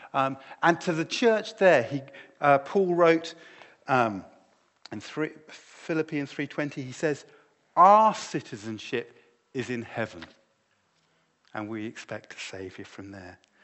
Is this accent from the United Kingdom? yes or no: yes; United Kingdom; My identity is no longer primarily that I am British, although I am and I love